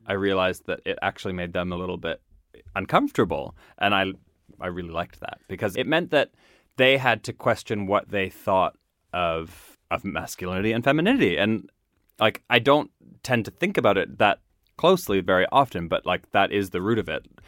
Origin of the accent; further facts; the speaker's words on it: Nova Scotia, Canada; moved away; I grew up in Nova Scotia